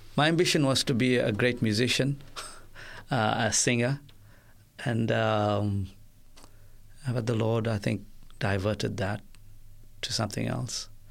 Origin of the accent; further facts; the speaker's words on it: South Africa; I witnessed growing up in South Africa